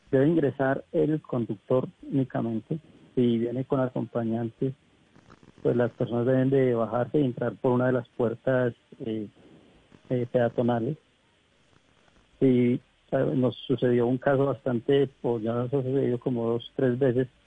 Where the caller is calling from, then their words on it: Bogotá, Colombia; De acá de Bogotá, la de Chapinero.